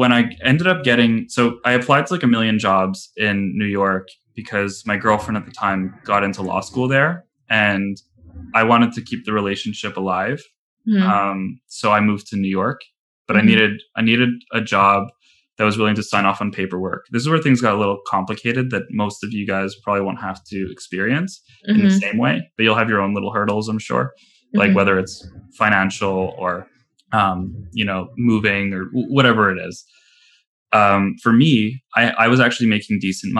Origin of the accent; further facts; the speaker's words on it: Canada; I'm Canadian